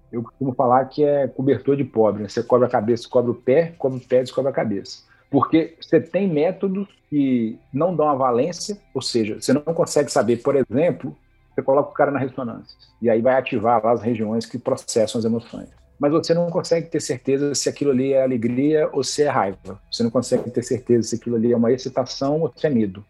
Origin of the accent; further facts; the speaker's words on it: Juiz de Fora, Minas Gerais, Brazil; eu sou mineiro de, de Juiz de Fora